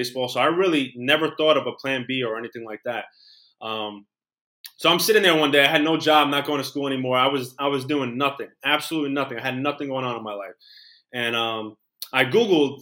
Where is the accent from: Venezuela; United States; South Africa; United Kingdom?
United States; New York City, New York; I'm from Queens, New York. I'm still here. I was born here.